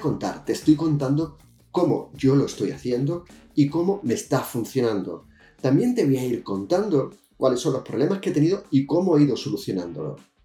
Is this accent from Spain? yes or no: yes; Jerez de la Frontera, Andalusia, Spain; now in Balearic Islands, Spain; desde 1966, cuando nací en Jerez de la Frontera